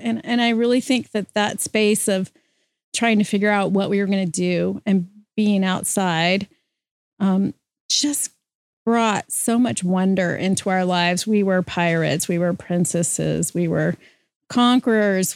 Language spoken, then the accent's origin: English; Louisiana, United States; I grew up in Louisiana